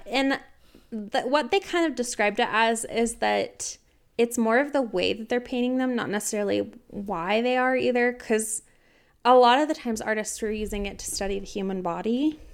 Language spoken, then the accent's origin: English; United States; I'm very American